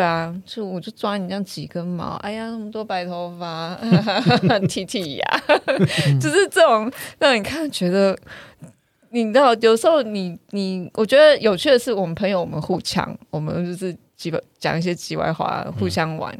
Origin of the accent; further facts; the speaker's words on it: Taiwan; 他特别台湾人又很有礼貌，我们很难去想要特别去呛人。